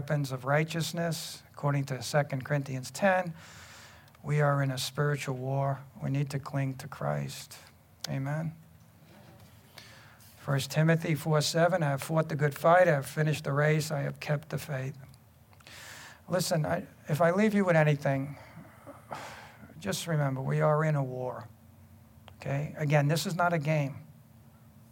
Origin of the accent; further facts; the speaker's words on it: New York City, New York, United States; growing up in Brooklyn